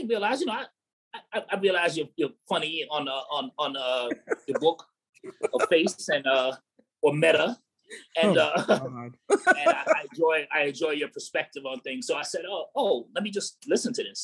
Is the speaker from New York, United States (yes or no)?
yes; New York City, New York, United States; I'm from Staten Island, born and raised.